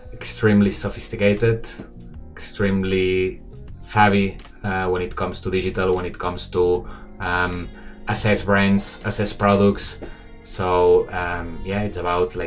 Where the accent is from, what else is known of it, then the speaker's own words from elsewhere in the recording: Barcelona, Catalonia, Spain; moved away as an adult; now in Shanghai, China; I'm from Barcelona, but I've been living 12 years in Shanghai